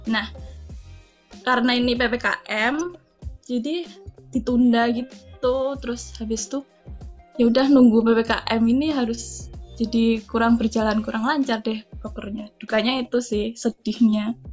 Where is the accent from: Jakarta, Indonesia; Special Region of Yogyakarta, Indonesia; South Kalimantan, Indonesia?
Special Region of Yogyakarta, Indonesia; Yogyakarta; Kan aku kan rumahnya Jogja kan.